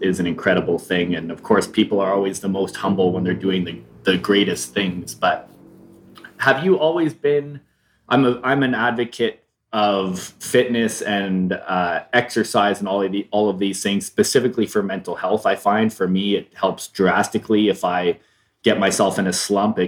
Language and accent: English; Canada; moved away; being a Canadian and now living in this country where I have these, you know, the beautiful ocean